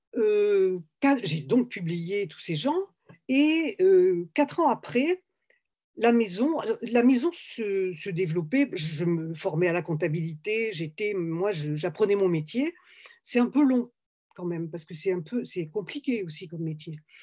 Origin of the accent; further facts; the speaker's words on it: Toulouse, Occitania, France; moved away as an adult; also born or lived in Algeria / Paris; je venais de Toulouse et, que dans mon village en Algérie, on parlait espagnol